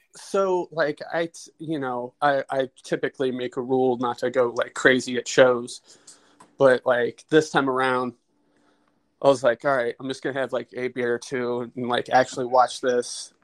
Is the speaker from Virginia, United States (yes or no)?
no; Cincinnati, Ohio, United States; we're from Cincinnati.